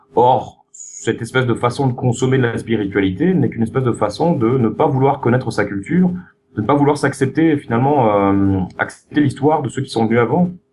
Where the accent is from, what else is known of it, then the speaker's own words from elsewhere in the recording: France; moved away; en tant que Français, j'hérite d'une histoire qui a fait de nous des privilégiés